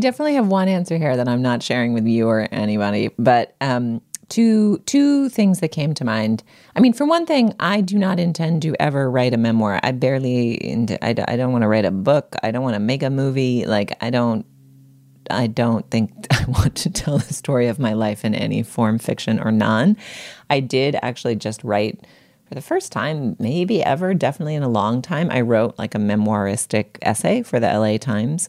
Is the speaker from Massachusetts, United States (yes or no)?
yes; Boston, Massachusetts, United States; I grew up in part in the Boston Globe newsroom, or at least visiting it really regularly